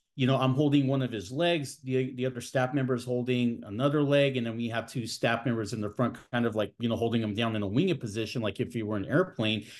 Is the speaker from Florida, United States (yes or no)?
no; San Bernardino, California, United States; also born or lived in Fresno, California; I was born and raised in the Inland Empire, uh, here in Southern California. I was born in, uh, San Bernardino